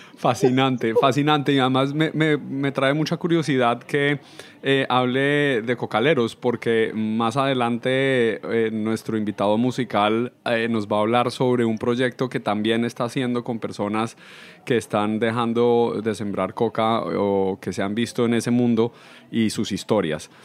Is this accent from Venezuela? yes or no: no; Colombia; yo soy colombiano